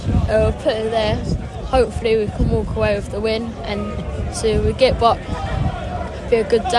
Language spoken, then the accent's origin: English; Greenhithe, South East England, United Kingdom; Greenhithe, Kent.